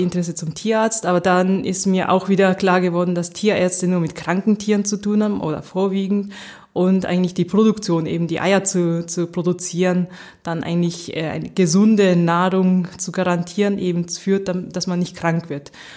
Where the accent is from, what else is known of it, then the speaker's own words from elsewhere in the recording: Nagoya, Aichi, Japan; first language German and Japanese (bilingual; mother tongue German, stronger in Japanese); moved away as an adult; also born or lived in Sapporo, Japan / Göttingen, Germany / Tokyo, Japan; now in Germany; ich bin in Nagoya aufgewachsen, das ist in Zentraljapan